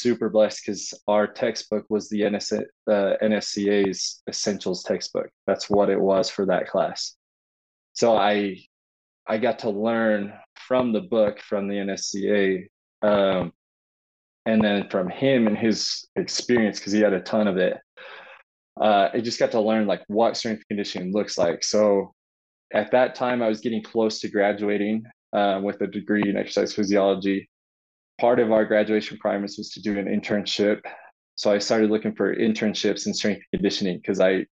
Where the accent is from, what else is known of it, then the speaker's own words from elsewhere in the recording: Utah, United States; also born or lived in southern Idaho / Oregon; I grew up in Utah